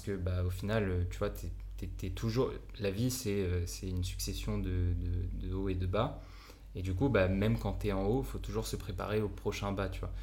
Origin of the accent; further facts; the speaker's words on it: France; accent: French; moved away; also born or lived in Japan; je suis un Français euh, avec mon accent pourri